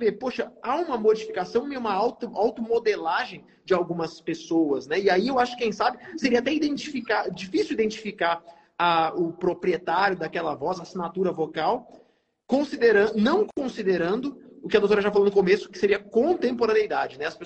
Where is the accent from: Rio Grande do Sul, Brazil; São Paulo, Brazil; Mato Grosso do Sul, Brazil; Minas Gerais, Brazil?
Mato Grosso do Sul, Brazil; Eu fui criado no Mato Grosso do Sul. Aqui a gente tem uma origem regionalista muito pesada.